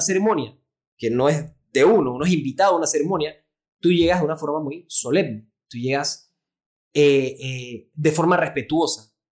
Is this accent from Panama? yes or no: yes; Panama; soy pediatra, eh, neonatólogo panameño